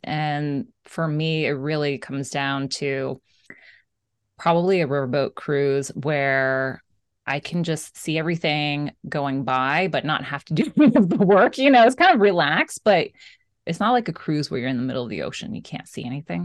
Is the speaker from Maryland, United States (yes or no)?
no; Florida, United States; since I grew up in Florida, Christmas was always, of course, so hot